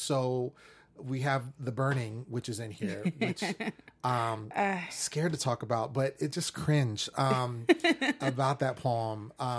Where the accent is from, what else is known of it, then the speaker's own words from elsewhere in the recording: Sacramento, California, United States; I'm from Sacramento.